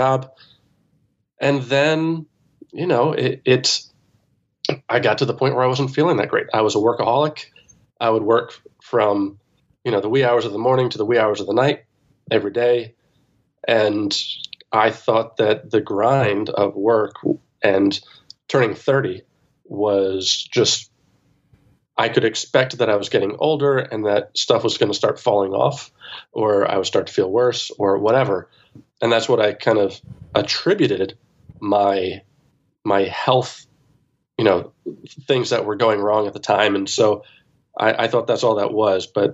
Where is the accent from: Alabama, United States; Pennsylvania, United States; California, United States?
Pennsylvania, United States; suburbs of Philadelphia; born or raised there